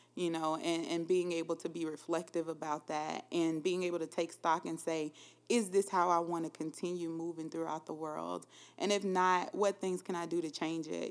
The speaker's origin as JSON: {"language": "English", "region": "Louisiana", "country": "United States", "also_born_or_lived": "Minnesota", "moved": "as an adult", "lives_now": "Columbia, United States", "said": "I am from Louisiana, Schuldrant, Louisiana"}